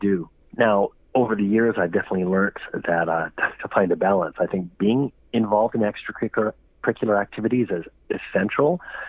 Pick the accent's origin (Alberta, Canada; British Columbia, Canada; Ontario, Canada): Alberta, Canada; Growing up in Alberta